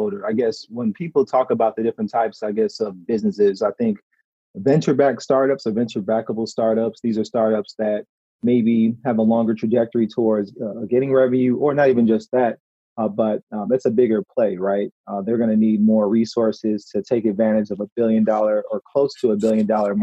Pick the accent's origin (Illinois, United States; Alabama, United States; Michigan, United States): Illinois, United States; Chicago; moved away as an adult; now in Detroit, United States; I'm from Chicago